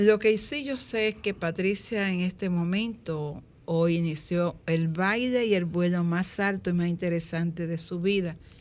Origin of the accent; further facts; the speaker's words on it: Dominican Republic; raíces de lo que somos como dominicanos